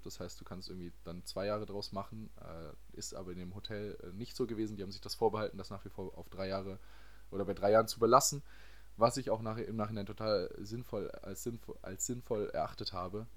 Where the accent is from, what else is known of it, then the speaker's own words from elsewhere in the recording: Baden-Baden, Baden-Württemberg, Germany; moved away as an adult; now in France; ich komme aus Baden-Baden.